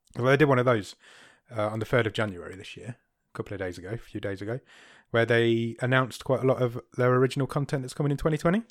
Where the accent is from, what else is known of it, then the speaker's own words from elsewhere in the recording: United Kingdom; I'm so British.